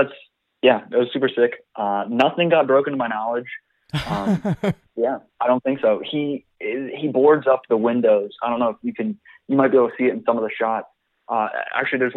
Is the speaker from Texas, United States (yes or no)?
no; Richmond, Virginia, United States; a dude from the Richmond, Virginia music scene